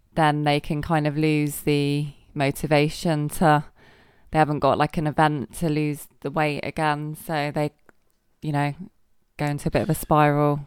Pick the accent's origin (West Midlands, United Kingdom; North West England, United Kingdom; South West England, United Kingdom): South West England, United Kingdom; Somerset; now in Guernsey; I'm from Somerset